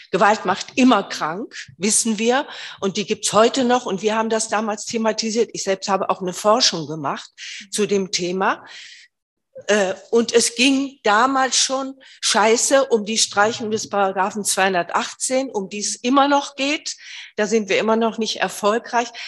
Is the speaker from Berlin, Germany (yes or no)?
yes; Berlin, Germany; In Berlin gibt es, ich komme aus Berlin, das Bündnis für sexuelle Selbstbestimmung